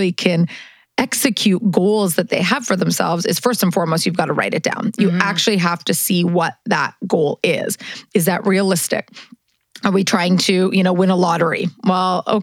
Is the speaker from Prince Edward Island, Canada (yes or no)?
no; Manitoba, Canada; moved away as an adult; also born or lived in Los Angeles, United States; now in New York City, United States; I grew up in Manitoba, the middle of nowhere